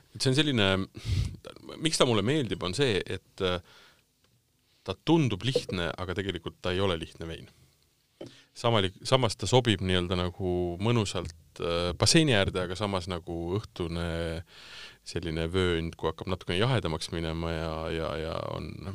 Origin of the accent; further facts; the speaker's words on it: Tartu, Tartu County, Estonia; now in Tallinn, Estonia; ma olen pärit Tartust.